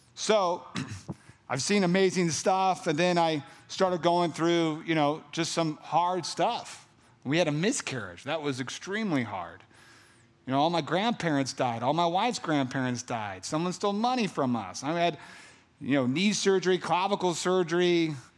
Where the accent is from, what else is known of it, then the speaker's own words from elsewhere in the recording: California, United States; I'm from California, so like that Cali, the hot